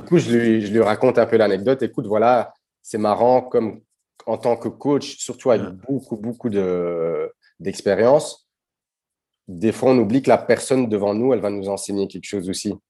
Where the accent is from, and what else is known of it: Brussels, Brussels-Capital Region, Belgium; born or raised there; first language Dutch; French is a second language